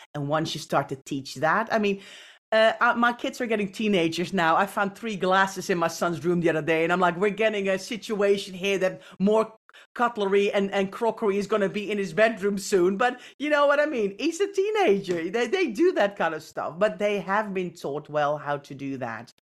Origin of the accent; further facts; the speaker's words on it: Netherlands; moved away; I grew up in the Netherlands.